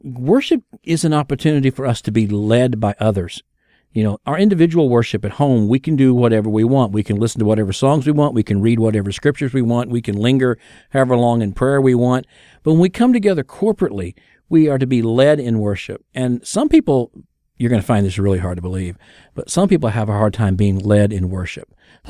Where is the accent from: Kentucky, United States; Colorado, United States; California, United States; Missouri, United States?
Missouri, United States; Kansas City; I'm from Kansas City. That's Hallmark's world headquarters, the whole bit.